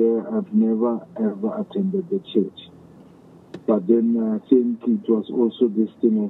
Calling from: Bethlehem, Free State, South Africa; I'm in Bethlehem.

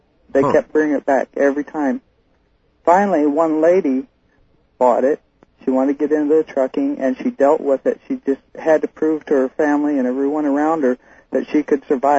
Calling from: Fairbanks, Alaska, United States; Fairbanks, Alaska. Listen to KFAR.

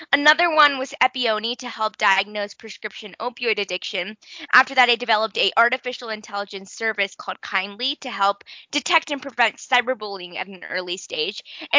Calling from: Denver, Colorado, United States; so I am 14 years old and I am coming in from Denver, Colorado.

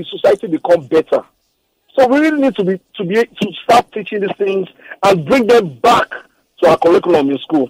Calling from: Osun, Nigeria; I'm calling you from Osun State.

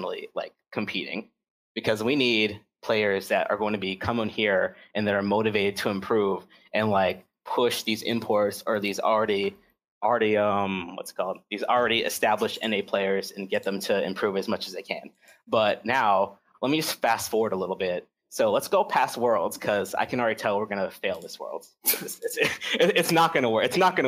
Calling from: Hampton Roads, Virginia, United States; Yeah, I'm doing pretty good. From Hampton Roads, Virginia.

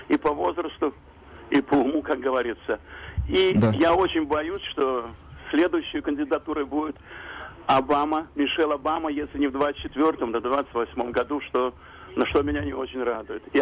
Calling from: Queens, New York, United States; я из Квинса, часто слушаю ваши передачи.

